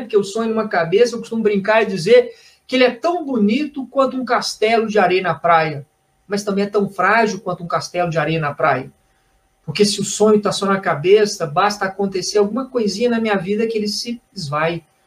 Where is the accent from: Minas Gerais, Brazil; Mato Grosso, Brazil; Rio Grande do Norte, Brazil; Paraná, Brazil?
Minas Gerais, Brazil; Belo Horizonte; Eu sou de Belo Horizonte, estou aqui em Belo Horizonte